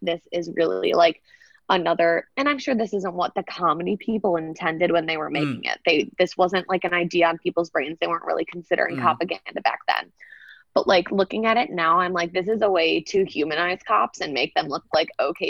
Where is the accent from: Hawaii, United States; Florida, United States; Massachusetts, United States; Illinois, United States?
Illinois, United States; Chicago; now in Los Angeles, United States; I'm lucky that I grew up in Chicago, which is, like, as far as it goes, a pretty liberal city.